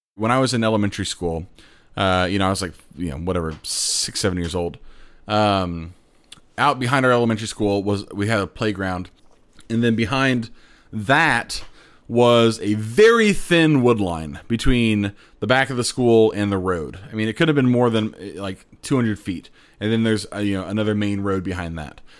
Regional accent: Plainfield, Indiana, United States; I grew up in Plainfield uh, on the west side of Indianapolis near the airport.

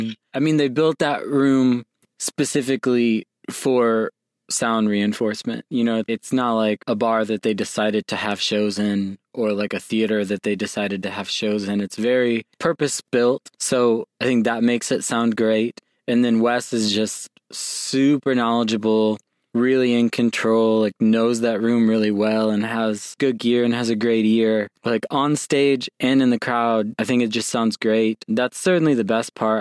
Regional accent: Elkhart, Indiana, United States; now in Indianapolis, United States; Growing up in Elkhart, like that whole region up there, South Bend, Mishawaka, Elkhart, Goshen

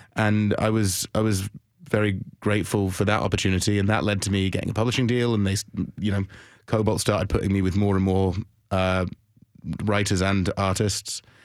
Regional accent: London, United Kingdom; moved away; I'm from London

